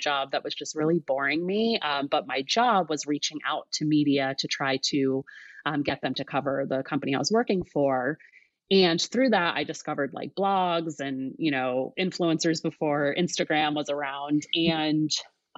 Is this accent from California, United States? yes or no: no; New Jersey, United States; moved away as an adult; also born or lived in upstate New York; now in Seattle, United States; I grew up in New Jersey.